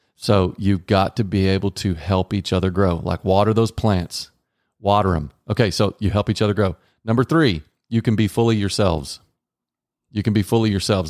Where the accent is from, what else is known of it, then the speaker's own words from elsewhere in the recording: Texas, United States; Growing up in Texas